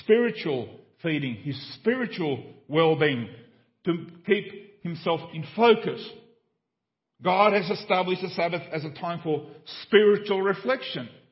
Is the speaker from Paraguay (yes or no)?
yes; Paraguay; moved away; When I grew up in Paraguay in a small village, there was one telephone in the whole village